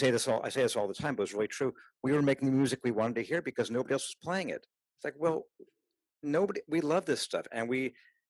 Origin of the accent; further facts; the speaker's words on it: Los Angeles, California, United States; also born or lived in Davis, California; A kid born in a big city, born and raised in Los Angeles